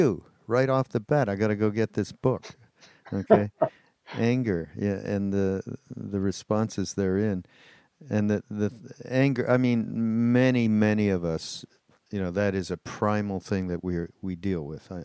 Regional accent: Canada; also born or lived in Quebec; I'm from Canada, so we live just over the border in Quebec

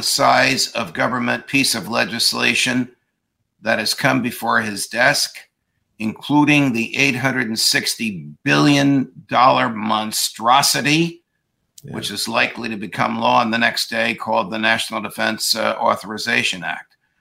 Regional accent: New Jersey, United States; my home state in New Jersey

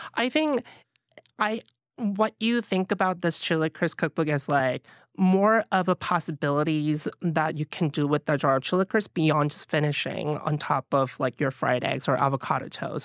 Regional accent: Pohang, North Gyeongsang, South Korea; also born or lived in Alabama; now in New York City, United States; growing up in Pohang

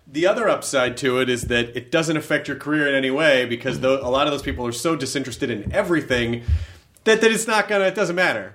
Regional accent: Tennessee, United States; My home state of Tennessee. Not my home city, but my home state

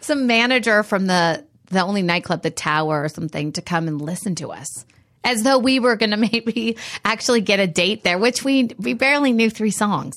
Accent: Reedley, California, United States; my hometown, which was Reedley, outside of Fresno

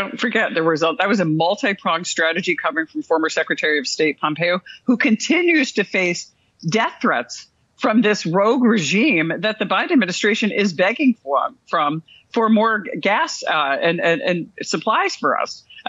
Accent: Rome, New York, United States; I am from Rome, New York, which is where the Air Force Research Lab Directorate is

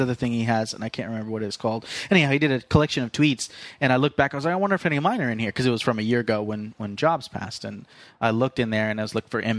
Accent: Fresno, California, United States

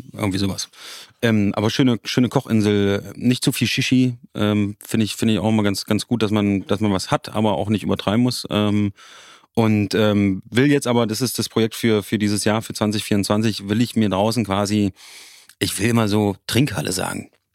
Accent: Magdeburg, Saxony-Anhalt, Germany; Magdeburg ist meine Heimat.

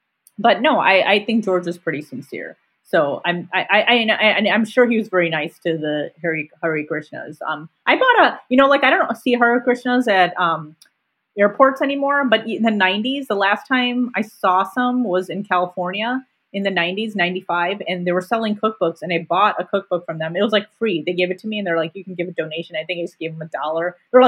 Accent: India; And just being Indian, I thought it was cool.

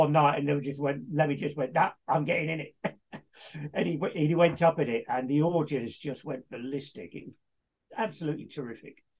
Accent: Leicester, East Midlands, United Kingdom; Born and raised in Leicester

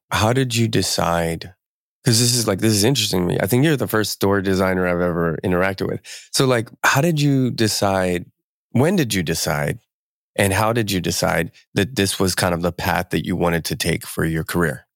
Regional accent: Camden, New Jersey, United States; now in West Coast, United States; I grew up in Camden. I was, I'm, I wasn't born there, but I was, I spent, I think we moved there when I was, like, five

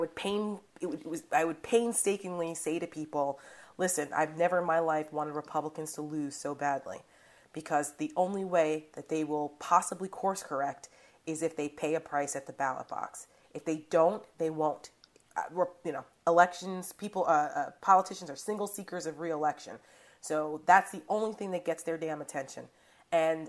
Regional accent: New Jersey, United States; I'm from New Jersey, and my home state of New Jersey

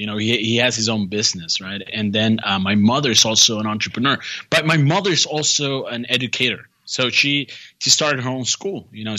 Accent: a border town in Texas, United States; also born or lived in San Antonio, Texas; So I grew up in a border town in Texas in a bicultural setting

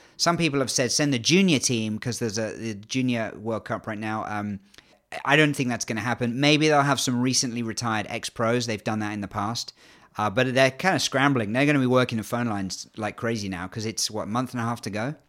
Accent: England, United Kingdom; accent: English

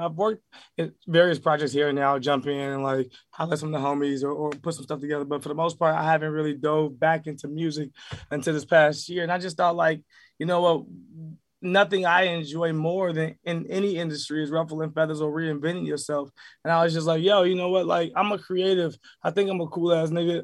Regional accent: Chicago, Illinois, United States; me growing up in Chicago

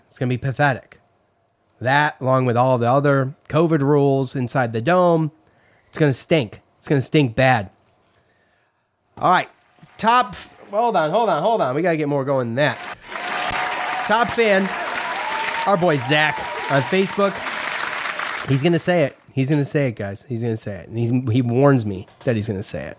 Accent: Syracuse, New York, United States; I grew up in Syracuse

